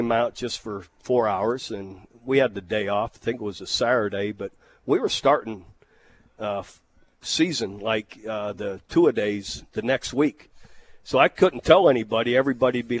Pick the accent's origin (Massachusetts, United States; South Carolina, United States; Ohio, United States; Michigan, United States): Ohio, United States; Youngstown